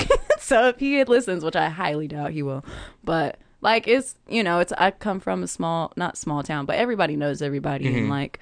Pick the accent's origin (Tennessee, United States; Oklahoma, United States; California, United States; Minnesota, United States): California, United States; Sacramento; I'm from Sacramento.